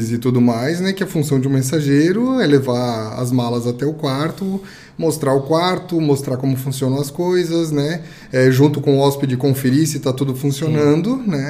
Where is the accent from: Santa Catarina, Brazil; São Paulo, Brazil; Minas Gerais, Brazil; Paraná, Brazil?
Santa Catarina, Brazil; Blumenau; moved away as an adult; also born or lived in Lages / Rio do Sul; now in Itajaí, Brazil; eu me criei em Blumenau, na verdade, né? uhum. né? Eu, ah. com sete anos de idade, fui para Blumenau.